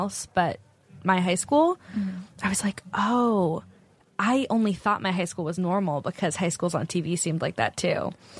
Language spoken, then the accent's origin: English; Silicon Valley, California, United States; I grew up in Silicon Valley.